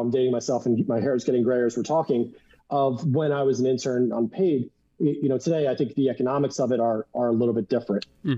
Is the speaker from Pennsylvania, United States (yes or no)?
yes; Philadelphia, Pennsylvania, United States; moved away as an adult; also born or lived in Marietta, Ohio; I grew up in the Philadelphia area